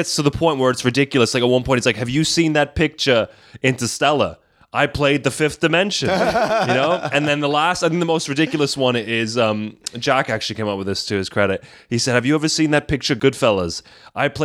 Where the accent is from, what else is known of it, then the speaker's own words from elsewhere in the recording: Slovenia; now in London, United Kingdom; growing up in Slovenia, like in going to international school